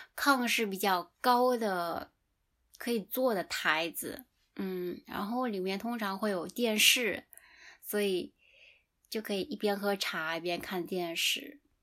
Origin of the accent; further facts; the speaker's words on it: China; moved away; 我的家乡离福建很近